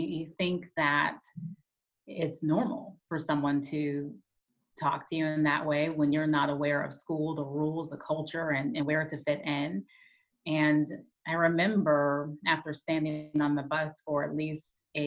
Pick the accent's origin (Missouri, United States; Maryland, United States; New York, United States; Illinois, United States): Illinois, United States; Peoria; I grew up in Peoria, Illinois